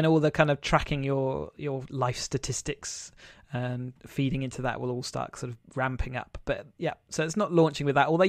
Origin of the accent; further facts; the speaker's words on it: England, United Kingdom; I'm just being too English.